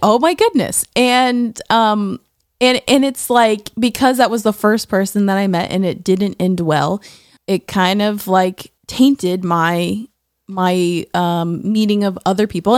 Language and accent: English; Tallahassee, Florida, United States; I grew up in Tallahassee, Florida